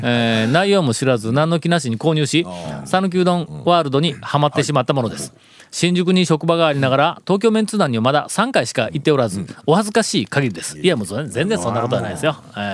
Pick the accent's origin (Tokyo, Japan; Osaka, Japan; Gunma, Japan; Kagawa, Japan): Kagawa, Japan; Takuma; born or raised there